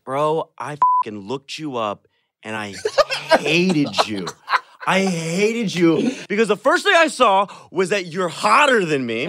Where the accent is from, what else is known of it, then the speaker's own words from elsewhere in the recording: Iowa, United States; I was born and raised in Iowa, and I consider myself Iowan